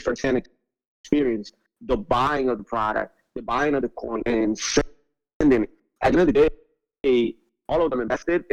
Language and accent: English; Puerto Rico; I'm from Puerto Rico, so 80% of the population here lives under the poverty line